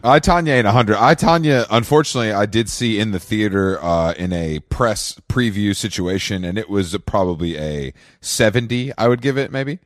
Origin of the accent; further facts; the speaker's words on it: Conyers, Georgia, United States; moved away as an adult; also born or lived in Atlanta, Georgia; now in New York, United States; grew up in Conyers